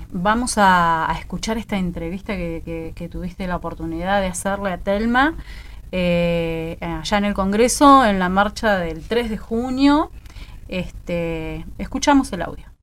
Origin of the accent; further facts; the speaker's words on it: Bariloche, Río Negro, Argentina; soy de Bariloche.